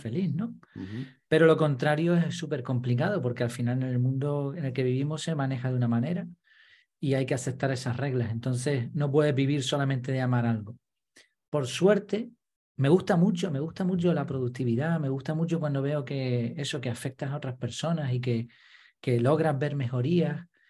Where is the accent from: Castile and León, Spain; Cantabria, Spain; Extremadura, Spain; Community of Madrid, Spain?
Community of Madrid, Spain; Madrid; now in Gran Canaria, Spain; nací en Madrid, llevo un montón de años viviendo en Gran Canaria